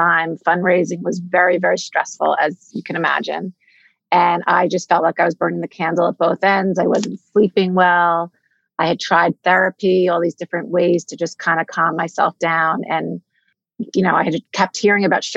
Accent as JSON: {"language": "English", "region": "the New York area", "country": "United States", "tie": "born or raised there", "said": "I'm from the New York area, born and bred"}